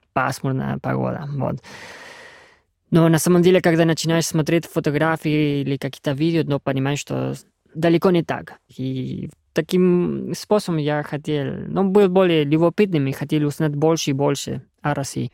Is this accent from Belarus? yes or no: no; Argentina; Russian is a second language; moved away as an adult; now in Russia; Я давно приехал из Аргентины в Россию в 2013 году